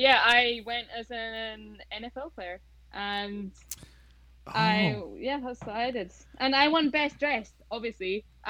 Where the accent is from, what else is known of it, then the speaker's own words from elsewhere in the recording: Orkney, Scotland, United Kingdom; also born or lived in Oman; because I'm from Orkney, this is the Viking part of me.